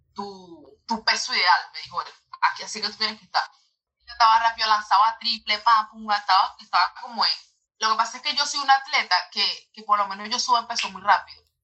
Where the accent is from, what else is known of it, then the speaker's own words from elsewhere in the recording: Venezuela; moved away as an adult; now in United States; de aquí de mi colegio en Venezuela